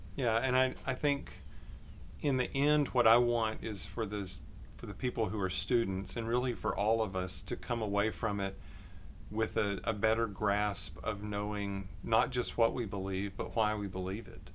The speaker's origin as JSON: {"language": "English", "town": "Longview", "region": "Texas", "country": "United States", "tie": "born or raised there", "also_born_or_lived": "McKinney, Texas", "said": "I grew up in Texas, uh, East Texas, in Longview."}